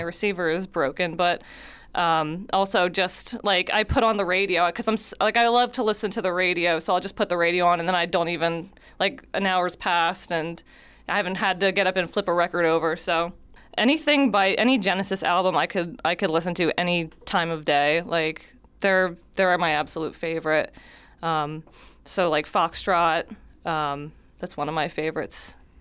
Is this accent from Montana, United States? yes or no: no; Wildwood, New Jersey, United States; moved away as an adult; also born or lived in Cumberland County, New Jersey; now in Millville, United States; I actually grew up in Wildwood, but, uh, my family is from Millville. I was born in Cumberland County